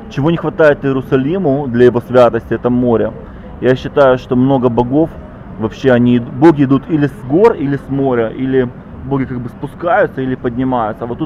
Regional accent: Israel; now in Jerusalem, Israel; я из Кибуца. Я вообще из, я из пустыни переехал

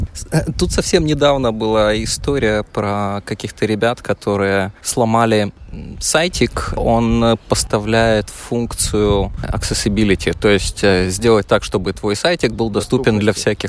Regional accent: Kyiv, Ukraine; moved away; Да, я родом из Киева

